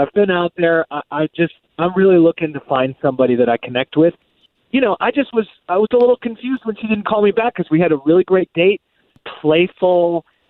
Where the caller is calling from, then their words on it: Oviedo, Florida, United States; I'm from Oviedo.